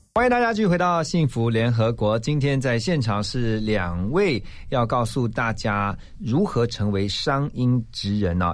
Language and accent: Chinese; Taiwan; 是土生土长的，我们的台湾人嘛